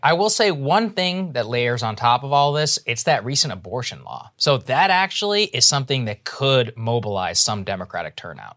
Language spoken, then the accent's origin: English; Texas, United States; here to my home state of Texas